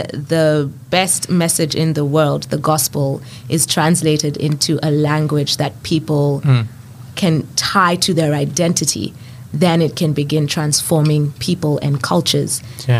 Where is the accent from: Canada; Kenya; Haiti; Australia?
Kenya; I don't speak Kikuyu, my mother tongue.